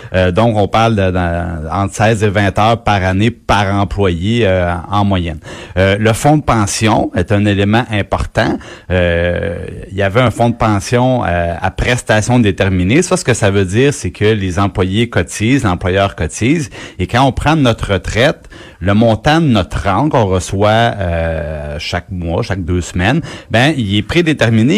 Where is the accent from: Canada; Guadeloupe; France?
Canada; Trois-Rivières, Quebec; moi, je viens, je viens de Trois-Rivières